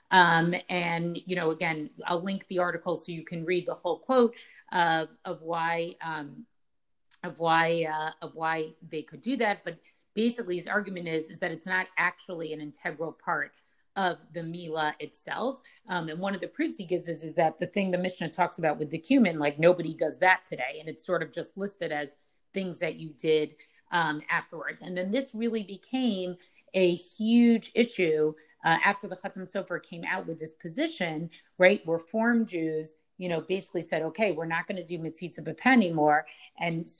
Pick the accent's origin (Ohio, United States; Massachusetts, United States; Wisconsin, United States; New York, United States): Massachusetts, United States; I grew up in Maimonides and Rav Soloveitchik's community